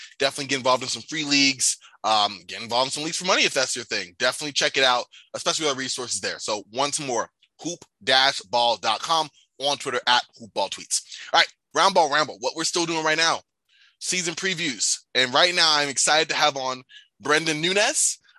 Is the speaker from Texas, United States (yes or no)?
no; New York, United States; now in Arizona, United States; I'm from New York, I live in Arizona